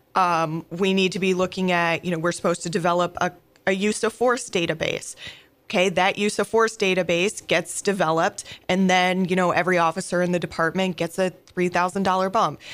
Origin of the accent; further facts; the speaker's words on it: Oneonta, New York, United States; moved away as an adult; also born or lived in Pennsylvania; now in St. Louis, United States; I grew up in a small town um, in upstate New York, New York called uh, Oneonta